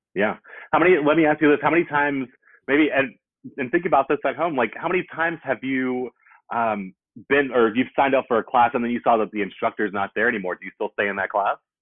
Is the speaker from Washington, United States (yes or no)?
no; Greensboro, North Carolina, United States; moved away as an adult; also born or lived in New York / Charlotte, North Carolina / Oakland, California; now in Atlanta, United States; I'm from Greensboro, North Carolina